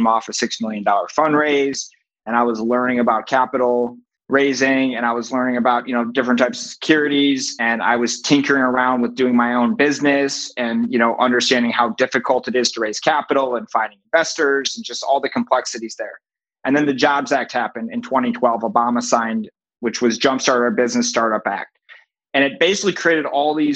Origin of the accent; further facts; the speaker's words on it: Boston, Massachusetts, United States; now in New York City, United States; I'm from Boston originally